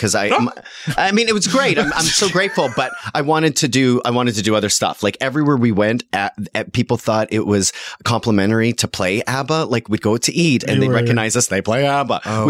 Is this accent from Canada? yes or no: yes; Canada; now in United States; No, I was plucked from Canada in the original pre-Broadway Mamma Mia cast.